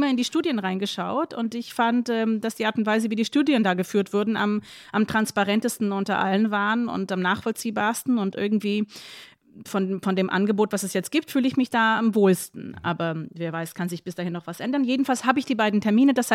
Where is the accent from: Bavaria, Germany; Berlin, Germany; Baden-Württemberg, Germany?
Berlin, Germany; aber ich bin Berlinerin und ähm, ja, ich werde geimpft.